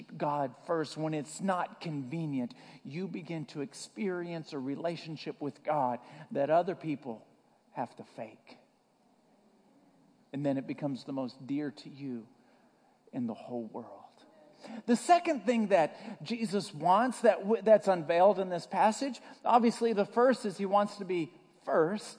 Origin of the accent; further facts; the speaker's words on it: the South, United States; I grew up in the South